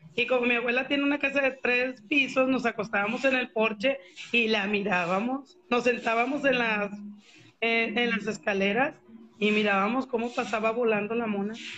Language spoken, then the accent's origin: Spanish; Guadalupe, Nuevo León, Mexico; yo ahí crecí aquí en Guadalupe